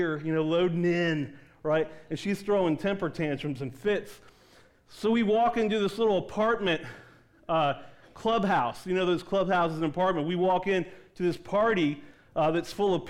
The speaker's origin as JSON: {"language": "English", "region": "East Coast", "country": "United States", "tie": "born or raised there", "said": "I grew up on the East Coast"}